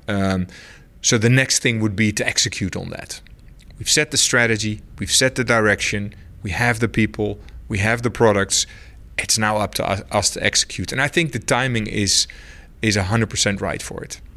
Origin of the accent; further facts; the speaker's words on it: Netherlands; moved away; I'm from the Netherlands